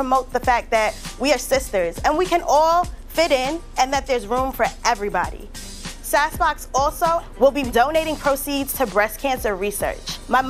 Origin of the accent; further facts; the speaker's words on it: New York City, New York, United States; I'm from Queens, New York. I'm 26 years old.